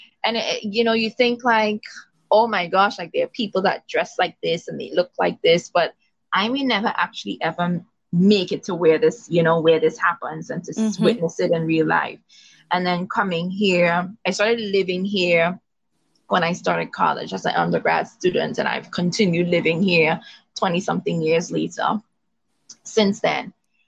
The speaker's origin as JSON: {"language": "English", "country": "Trinidad & Tobago", "tie": "born or raised there", "said": "being West Indian, born and raised in Trinidad. In particular, my grandmother's from Tobago, but I was born and raised on the island of Trinidad."}